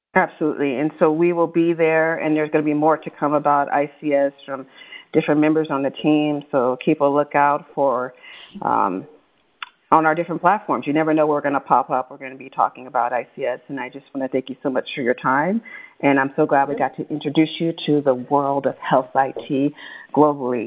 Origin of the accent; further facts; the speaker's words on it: Bay Area, California, United States; growing up in the Bay Area